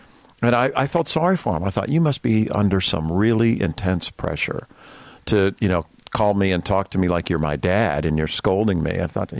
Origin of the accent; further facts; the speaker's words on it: St. Petersburg, Florida, United States; I'm in my hometown of St. Petersburg.